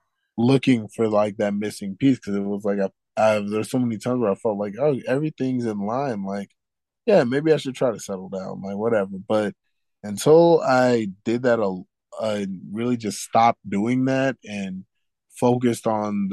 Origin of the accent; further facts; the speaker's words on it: Houston, Texas, United States; I grew up in Third Ward, Houston, Texas